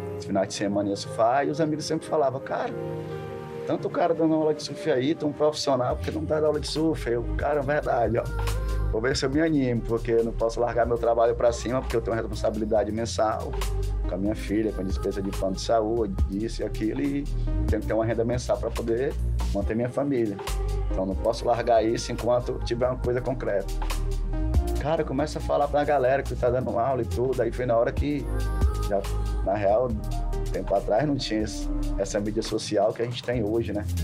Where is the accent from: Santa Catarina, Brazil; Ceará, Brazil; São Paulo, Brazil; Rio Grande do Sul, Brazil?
Ceará, Brazil; Fortaleza; moved away as an adult; also born or lived in Rio de Janeiro; Praia de Tanzinho, onde nasci e me criei